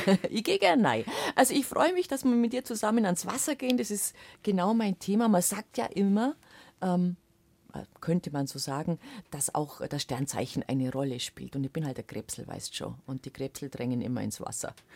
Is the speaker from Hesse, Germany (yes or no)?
no; Allgäu, Bavaria, Germany; bei uns im Allgäu